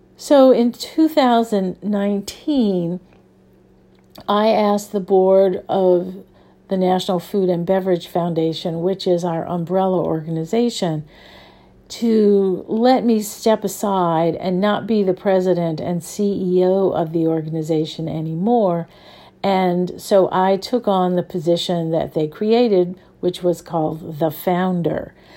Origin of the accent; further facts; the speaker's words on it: New Orleans, Louisiana, United States; I grew up in New Orleans, where there is a very, very strong food culture